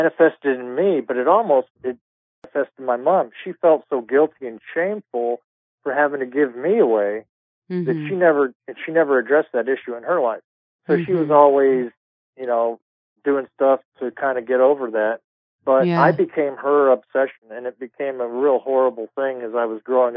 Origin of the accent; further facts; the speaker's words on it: Edinburgh, Scotland, United Kingdom; I come from Edinburgh, Scotland